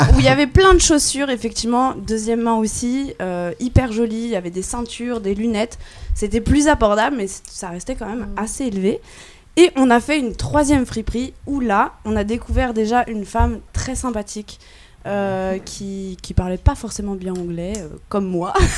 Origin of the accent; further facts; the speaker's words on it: France; en tant que bonne française